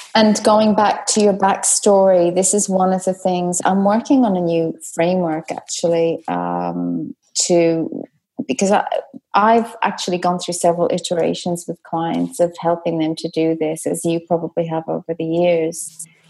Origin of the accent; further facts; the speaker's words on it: Dublin, Leinster, Ireland; I was brought up in Dublin